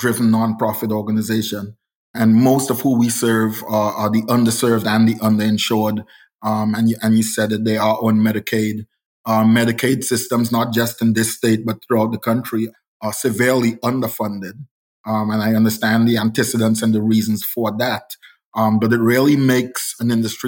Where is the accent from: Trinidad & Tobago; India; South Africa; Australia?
Trinidad & Tobago; moved away as an adult; now in United States; I'm from the South because Trinidad is actually the island furthest south in the Caribbean